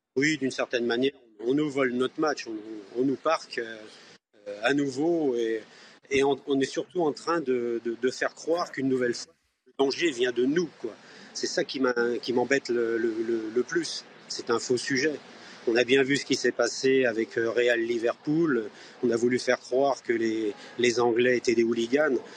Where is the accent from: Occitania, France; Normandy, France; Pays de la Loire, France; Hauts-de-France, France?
Pays de la Loire, France; Nantes; en tant que Nantais